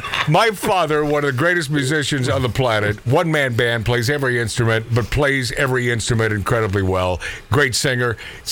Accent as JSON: {"language": "English", "region": "Pacific Northwest", "country": "United States", "tie": "born or raised there", "said": "As a child growing up in the Pacific Northwest"}